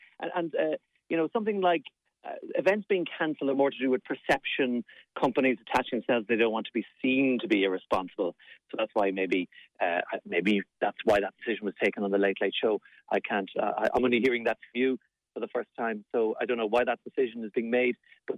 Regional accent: Munster, Ireland; I'll be down in my neighbouring county since I am in from West Clare.

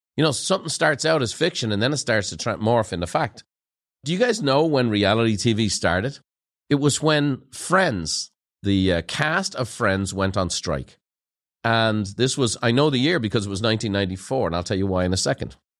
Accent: Dublin, Ireland; moved away; growing up in Ireland

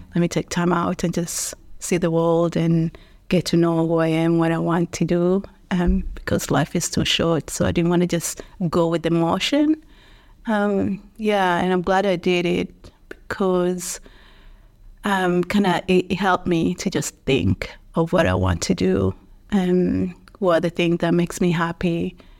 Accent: Dar es Salaam, Tanzania; moved away as an adult; now in Dublin, Ireland; I grew up in Dar es Salaam

